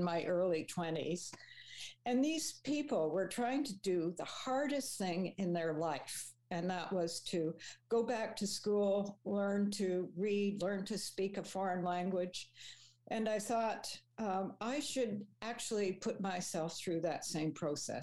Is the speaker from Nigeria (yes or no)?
no; Toronto, Ontario, Canada; I grew up in Etobicoke, which meant I ended up going to Etobicoke Collegiate Institute.